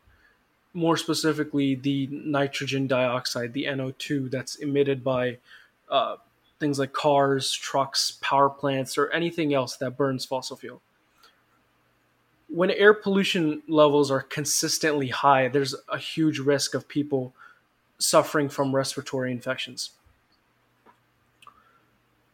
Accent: India; because I am from India

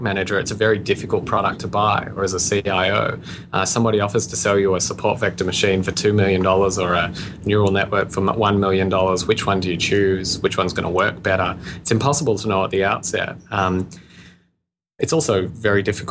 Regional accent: Australia; You can probably hear my accent. I'm Australian.

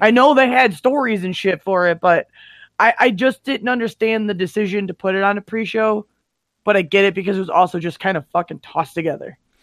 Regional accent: Detroit, Michigan, United States; I grew up in Metro Detroit.

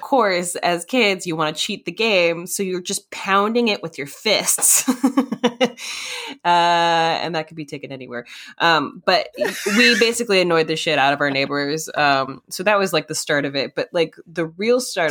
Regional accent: Minnesota, United States; moved away; also born or lived in North Carolina; in Minnesota. Yeah, I I do slip into that accent sometimes because I also grew up a little bit in uh, North Carolina

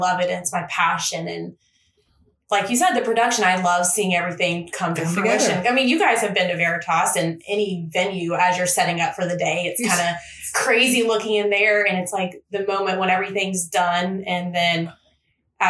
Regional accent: Lynchburg, Virginia, United States; I am originally from Lynchburg, Virginia. So just down the road in Lynchburg. I grew up there, born and raised there

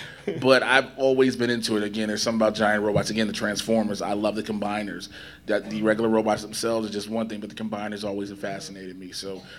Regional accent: Chicago, Illinois, United States; I grew up on the south side of Chicago

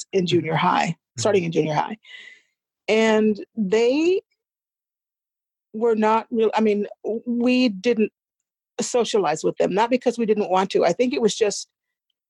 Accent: Biloxi, Mississippi, United States; I was born in Biloxi, Mississippi

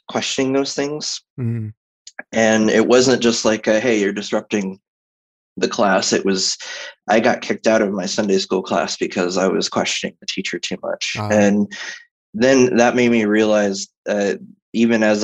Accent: Texas, United States; I was raised as a Southern Baptist. So I'm from Texas

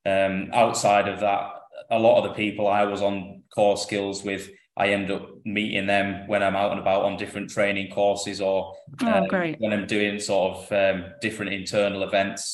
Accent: Lake District, North West England, United Kingdom; moved away as an adult; also born or lived in Cardiff; I'm from the Lake District in the north of England, so it's about 300 miles to where I work now

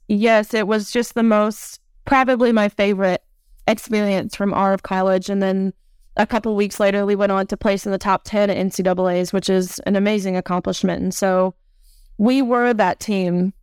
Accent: Nashville, Tennessee, United States; my hometown of Nashua, Tennessee

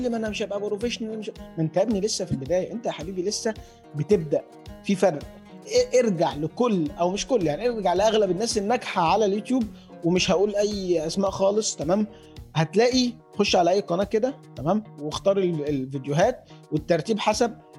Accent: Badrashin, Giza Governorate, Egypt; انا من الجيزه في البدرشين

